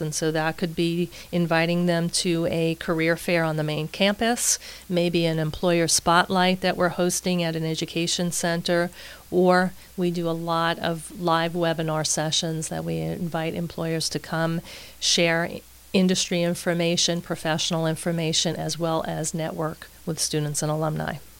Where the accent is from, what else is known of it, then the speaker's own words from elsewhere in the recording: New York City, New York, United States; moved away as an adult; now in Tampa, United States; I am originally from Queens, New York as you may hear as we're speaking today